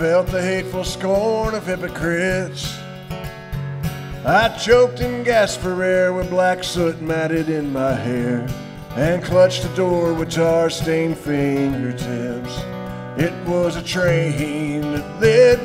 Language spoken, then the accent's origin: English; United States; I'm American